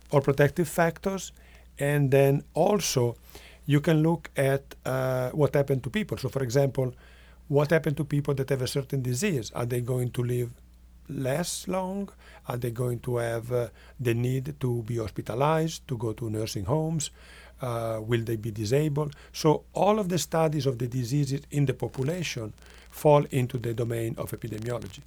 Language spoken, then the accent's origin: English; northwest Italy, Italy; English is a second language; now in Rochester, Minnesota, United States; I am from Italy and, uh, from the northwest. That's the part of the country that is near to France and Switzerland.